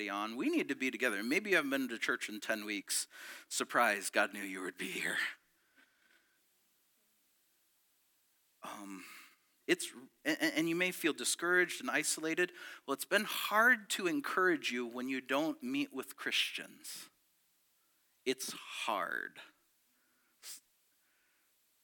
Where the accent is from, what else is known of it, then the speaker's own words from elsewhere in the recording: near Detroit, Michigan, United States; also born or lived in Petoskey, Michigan; I was born in Petoskey, and then we moved down near Detroit, and it was in the 80s